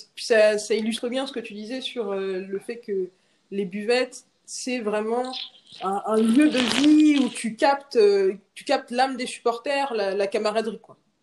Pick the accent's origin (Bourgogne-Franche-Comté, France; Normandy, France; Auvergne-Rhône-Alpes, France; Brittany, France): Brittany, France; Rennes; Moi, je suis de Rennes